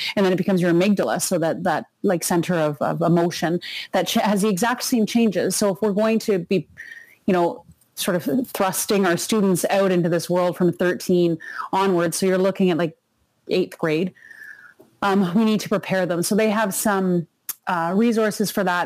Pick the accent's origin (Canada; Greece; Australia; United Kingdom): Canada; we're Canadian